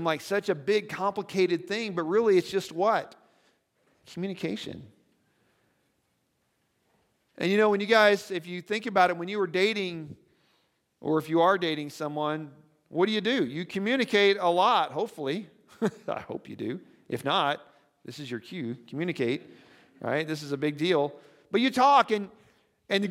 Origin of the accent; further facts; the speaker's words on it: Nebraska, United States; I'm from Nebraska